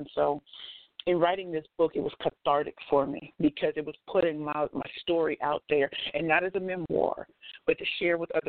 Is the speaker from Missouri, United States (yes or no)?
yes; St. Louis, Missouri, United States; I'm from St. Louis